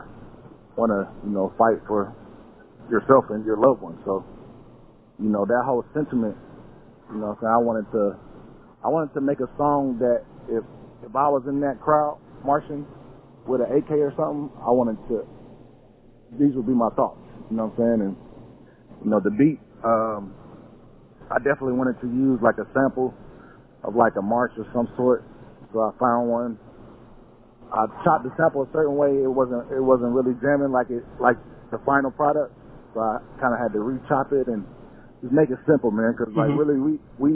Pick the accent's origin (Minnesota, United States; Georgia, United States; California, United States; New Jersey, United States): Georgia, United States; Atlanta; I'm from Atlanta